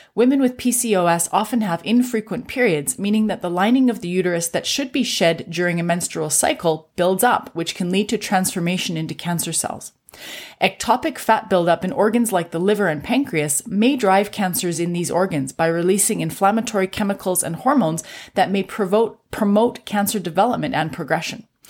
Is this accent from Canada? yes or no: yes; Canada; I'm a Canadian physician